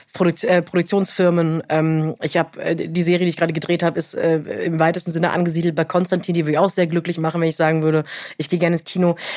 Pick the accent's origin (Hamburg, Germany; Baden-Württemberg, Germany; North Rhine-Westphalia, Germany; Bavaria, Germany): Baden-Württemberg, Germany; near Europa-Park Rust; ich bin in der Nähe vom Europapark Ruß groß geworden